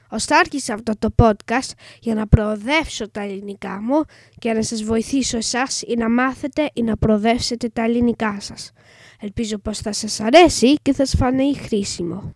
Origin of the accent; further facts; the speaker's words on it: England, United Kingdom; Greek is a second language; είμαι έντεκα και είμαι Άγγλος